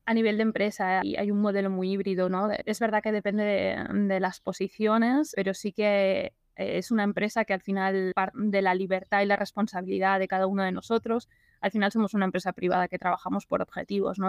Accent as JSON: {"language": "Spanish", "town": "Barcelona", "region": "Catalonia", "country": "Spain", "also_born_or_lived": "London / Seville", "lives_now": "La Garriga, Spain", "said": "soy de Barcelona, he vivido muchos años ahí"}